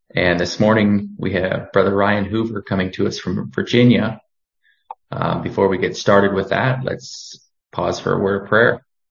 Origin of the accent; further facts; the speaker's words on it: Cochrane, Alberta, Canada; also born or lived in Boston, Massachusetts; I come to you from Boston, Massachusetts. I'm actually from Cochrane, Alberta, but I'm down here for the winter